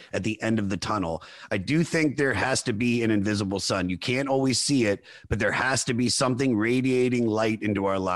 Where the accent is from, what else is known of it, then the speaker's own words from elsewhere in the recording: Germantown, Maryland, United States; I was born in the Washington, D.C. area in Montgomery County, Maryland, in a city called Germantown